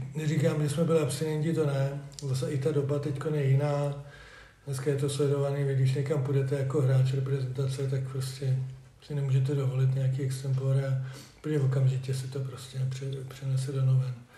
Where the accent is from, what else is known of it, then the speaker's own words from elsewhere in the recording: Kladno, Central Bohemian Region, Czechia; moved away as an adult; now in Družec, Czechia; já jsem rodilý Kladeňák, jak bylo řečený, ale v roce 2000 jsem se přestěhoval do družce